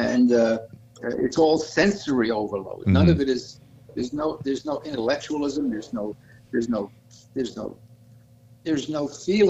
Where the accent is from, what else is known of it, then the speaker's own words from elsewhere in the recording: New York City, New York, United States; moved away; I grew up in Brooklyn